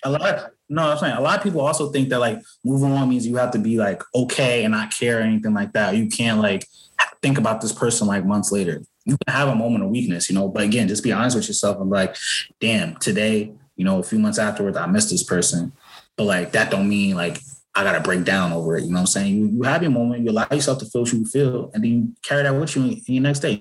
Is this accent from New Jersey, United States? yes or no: yes; Newark, New Jersey, United States; I grew up in Newark, New Jersey